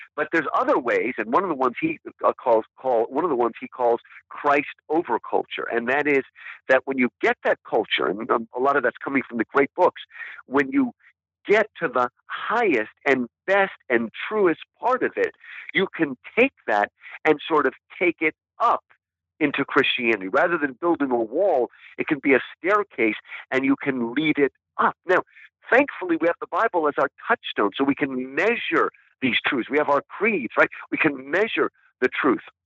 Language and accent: English; United States; I was born in America, that is who I am. I am an American